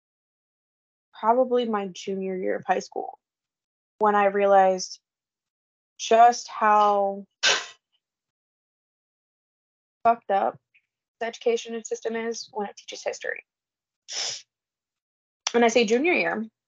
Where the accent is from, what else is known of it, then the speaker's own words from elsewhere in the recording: Illinois, United States; we're from Illinois